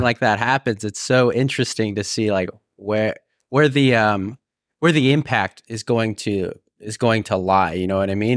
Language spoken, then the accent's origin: English; California, United States; moved away as an adult; I was from California